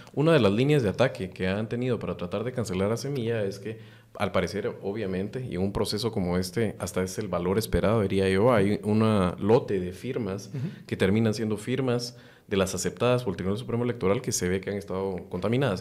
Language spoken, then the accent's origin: Spanish; Guatemala; como guatemalteco